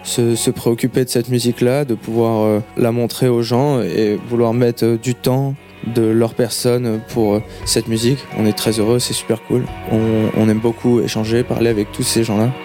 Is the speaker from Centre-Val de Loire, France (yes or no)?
yes; Tours, Centre-Val de Loire, France; On est originaire de Tours